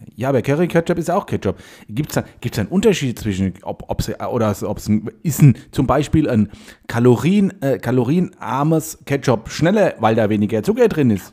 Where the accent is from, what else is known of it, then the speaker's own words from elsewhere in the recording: Heide, Schleswig-Holstein, Germany; ich bin ja in Heide aufgewachsen